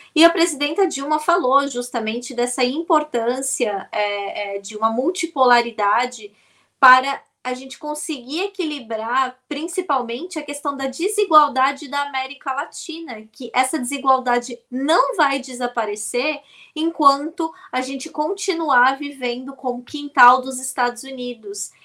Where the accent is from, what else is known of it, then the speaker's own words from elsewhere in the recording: Brazil; nós, como brasileiros